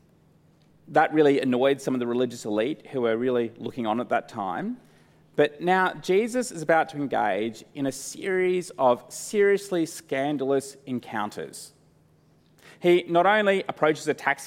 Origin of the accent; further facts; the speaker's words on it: Brisbane, Queensland, Australia; Growing up in Brisbane